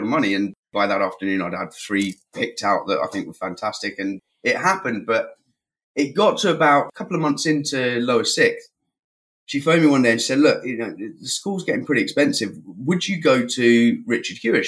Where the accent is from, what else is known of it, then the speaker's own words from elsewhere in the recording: West Country, South West England, United Kingdom; moved away as an adult; also born or lived in Watford / Plymouth / Salou, Spain; now in Spain; I moved down to the West Country when I was about 5 or 6 years old